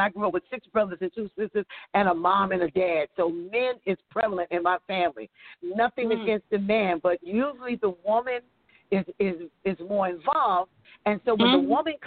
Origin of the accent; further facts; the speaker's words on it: New York, United States; moved away as an adult; also born or lived in Tulsa, Oklahoma; I'm actually from New York. I'm a New Yorker, and I lived in Tulsa, Oklahoma for 12 years